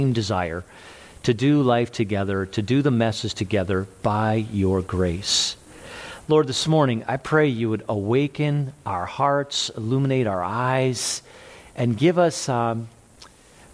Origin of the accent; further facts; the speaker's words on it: Jersey Shore, Pennsylvania, United States; moved away as an adult; now in Orlando, United States; I was born not that far from here, Jersey Shore, Pennsylvania, a few years ago. And so that was life. Pennsylvania was life up until about 11 years ago.